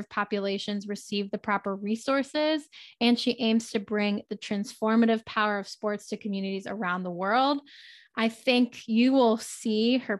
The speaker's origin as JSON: {"language": "English", "town": "Baltimore", "region": "Maryland", "country": "United States", "tie": "born or raised there", "said": "my hometown of Baltimore"}